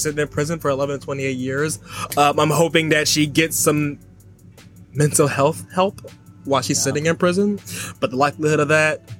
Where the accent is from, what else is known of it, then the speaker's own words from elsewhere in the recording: New Jersey, United States; I'm from New Jersey.